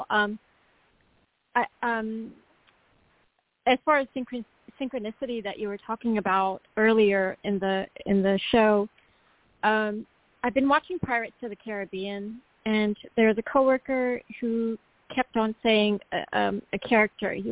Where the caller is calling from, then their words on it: North Carolina, United States; from North Carolina.